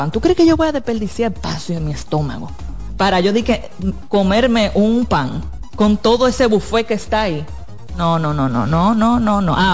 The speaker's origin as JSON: {"language": "Spanish", "region": "Independencia", "country": "Dominican Republic", "said": "Eric, pero yo vengo de Independencia."}